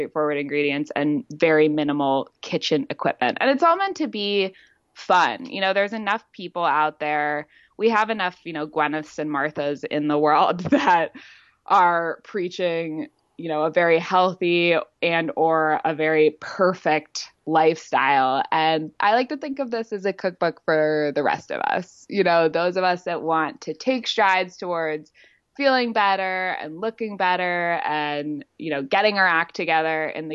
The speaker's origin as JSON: {"language": "English", "region": "California", "country": "United States", "tie": "born or raised there", "also_born_or_lived": "Los Angeles / Santa Barbara", "moved": "yes", "said": "I'm from California. I grew up in LA and Santa Barbara"}